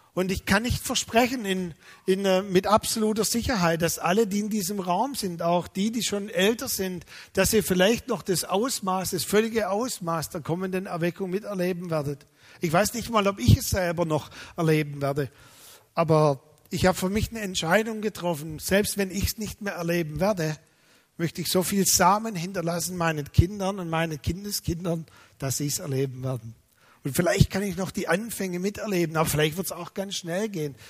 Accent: Germany; als Deutsche

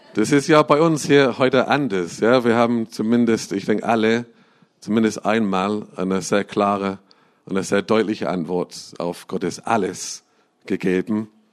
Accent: England, United Kingdom; moved away; Ich bin in England äh, aufgewachsen.

